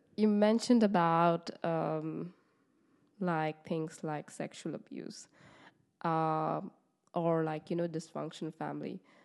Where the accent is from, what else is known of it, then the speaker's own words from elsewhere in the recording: West Bengal, India; now in Netherlands; I am from East of India in Bengal